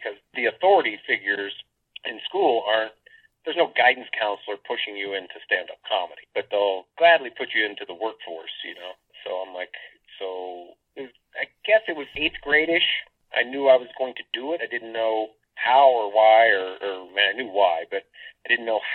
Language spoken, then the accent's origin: English; Lafayette, Indiana, United States; moved away; Originally, I'm from a small town, Lafayette, Indiana, which is in between like Indianapolis and Chicago